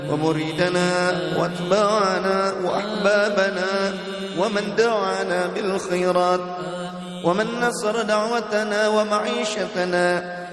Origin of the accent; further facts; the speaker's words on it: Indonesia; Arabic is a second language; وقريتنا وأهل قريتنا هذه وأهل بلدتنا إندونيسيا وسائر بلاد المسلمين عامة